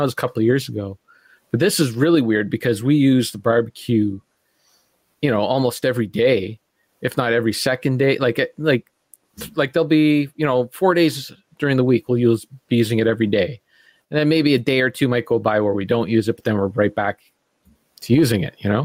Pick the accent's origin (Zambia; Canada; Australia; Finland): Canada; I'm a Canadian